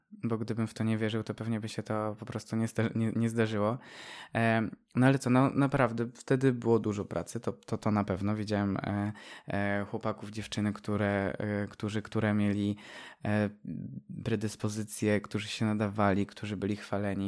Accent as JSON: {"language": "Polish", "town": "Pilzno", "region": "Subcarpathian Voivodeship", "country": "Poland", "tie": "born or raised there", "also_born_or_lived": "Dębica", "said": "urodziłem się w Dębicy, w szpitalu w Dębicy, ale ogólnie pochodzę z małej miejscowości jeszcze mniejszej, Pilzno"}